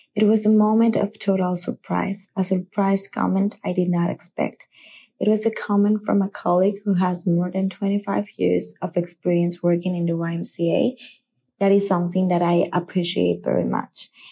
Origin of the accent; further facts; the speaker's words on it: Aruba; I am from Aruba